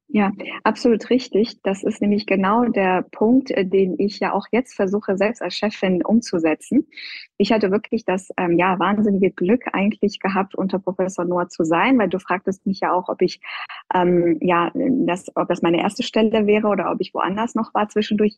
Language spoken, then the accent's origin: German; Iran; also born or lived in Göttingen, Germany; now in Germany; stamme ich ja ursprünglich aus dem Iran